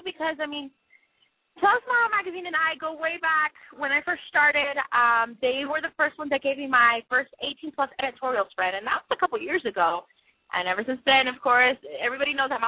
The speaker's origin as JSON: {"language": "English", "town": "Las Vegas", "region": "Nevada", "country": "United States", "tie": "born or raised there", "said": "being in my hometown, it was in Vegas"}